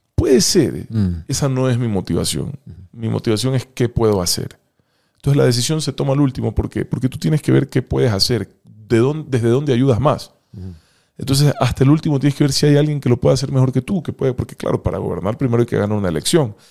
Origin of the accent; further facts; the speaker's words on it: Ecuador; tengo derecho a vivir en paz en mi propio país